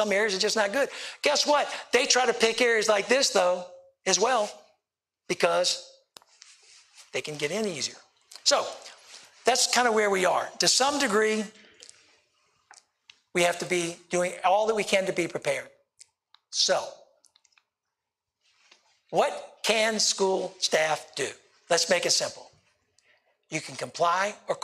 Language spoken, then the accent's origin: English; Richmond, Virginia, United States; I'm from the Richmond area